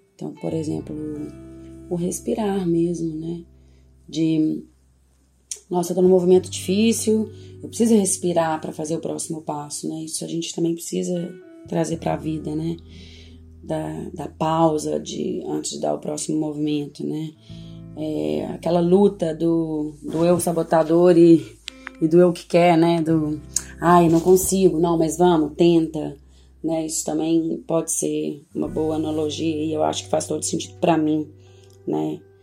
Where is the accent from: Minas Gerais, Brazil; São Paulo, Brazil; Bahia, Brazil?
Minas Gerais, Brazil; Lagoa Santa; also born or lived in Belo Horizonte; Passei minha infância e adolescência em Lagoa Santa